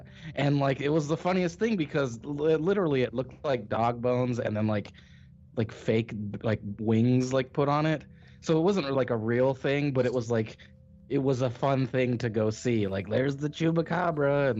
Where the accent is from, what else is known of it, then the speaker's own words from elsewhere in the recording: Hesperia, California, United States; I grew up in a town called Hesperia